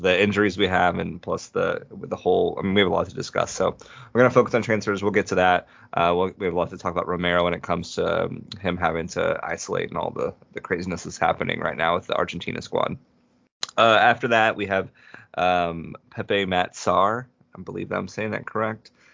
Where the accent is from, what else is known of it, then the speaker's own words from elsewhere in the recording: United States; as an American Tottenham supporter